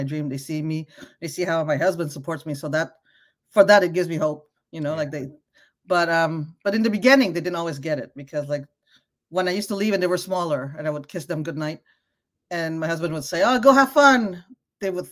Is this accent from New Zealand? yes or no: no; Canada; moved away as an adult; also born or lived in Cambodia (ancestry); now in United States; I come from Canada. I'm used to universal healthcare